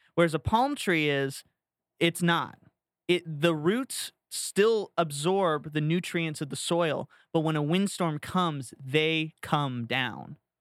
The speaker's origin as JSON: {"language": "English", "region": "Florida", "country": "United States", "tie": "born or raised there", "said": "growing up in Florida"}